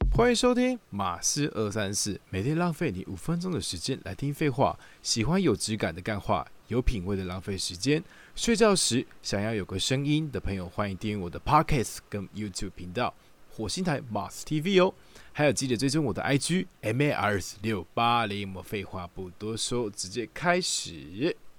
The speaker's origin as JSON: {"language": "Chinese", "region": "Taichung", "country": "Taiwan", "moved": "as an adult", "lives_now": "Taipei, Taiwan", "said": "我本身是台中人啊，，然后来台 北工作的时候"}